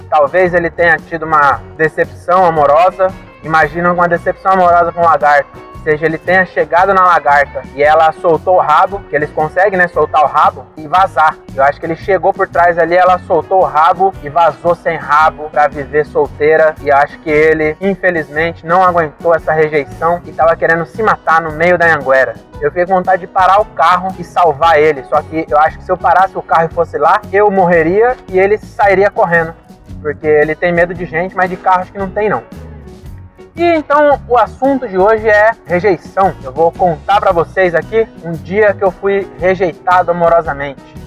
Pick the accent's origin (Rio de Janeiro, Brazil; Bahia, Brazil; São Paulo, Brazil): São Paulo, Brazil; Francisco Morato; eu sou um MC, só que eu sou de Morato, então MC lá é diferente